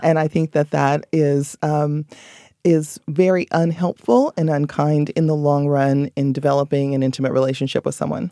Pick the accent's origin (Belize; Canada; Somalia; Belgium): Belize; moved away